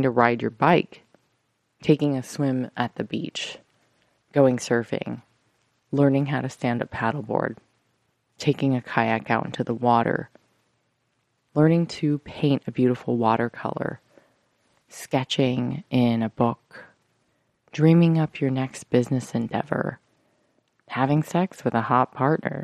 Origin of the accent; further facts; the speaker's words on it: United States; as Americans